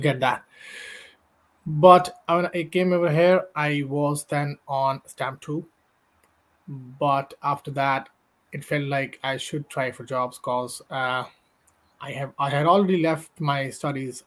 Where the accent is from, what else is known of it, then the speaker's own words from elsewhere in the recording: India; moved away as an adult; now in Ireland; i'm from india